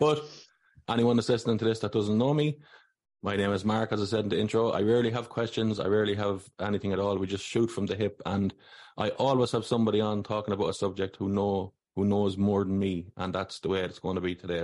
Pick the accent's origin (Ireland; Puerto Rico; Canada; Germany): Ireland; Athlone, Westmeath; I'm from Athlone. I'm from the Big Smoke.